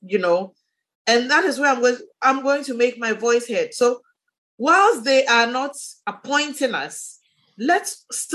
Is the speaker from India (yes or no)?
no; Ghana; the women in my district, in my hometown